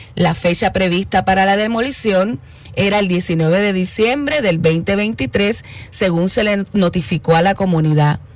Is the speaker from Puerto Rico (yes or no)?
yes; Puerto Rico; así como muchos puertorriqueños